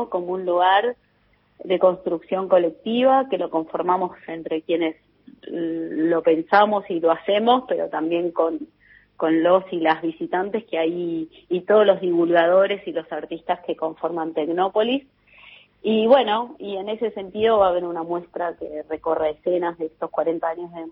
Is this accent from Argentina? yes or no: yes; Argentina; todo el potencial que tenemos como argentinos